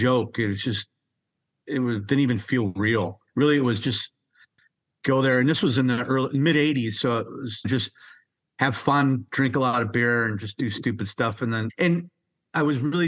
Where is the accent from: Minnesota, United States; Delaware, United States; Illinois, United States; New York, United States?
Minnesota, United States; also born or lived in San Diego, California; born in San Diego. Then I was raised in Minnesota, went to school and everything